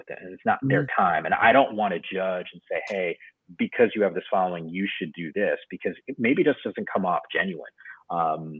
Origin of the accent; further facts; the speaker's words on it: Northeast, United States; moved away as an adult; also born or lived in New York City / San Francisco; I grew up in the Northeast